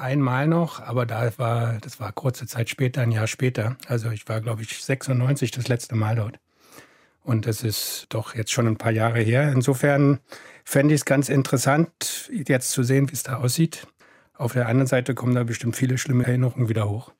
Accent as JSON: {"language": "German", "country": "Germany", "said": "ich komme aus der DDR"}